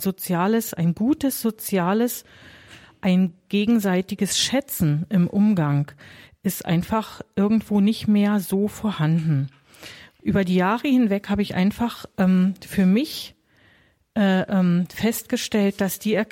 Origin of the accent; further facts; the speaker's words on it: East Berlin, Berlin, Germany; Also ich bin selber in der DDR aufgewachsen, in Ostberlin.